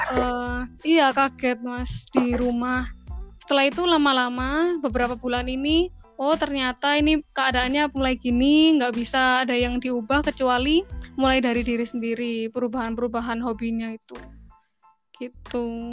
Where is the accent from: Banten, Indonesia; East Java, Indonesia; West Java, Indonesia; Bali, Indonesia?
East Java, Indonesia; Malang; also born or lived in Australia; Aku Malang, Arema